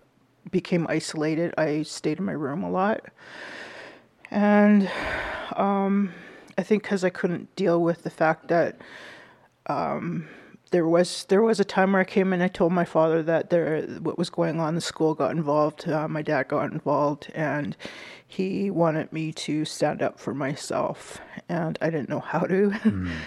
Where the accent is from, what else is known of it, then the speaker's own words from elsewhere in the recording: Winnipeg, Manitoba, Canada; I am from Winnipeg, Manitoba. I was born and raised there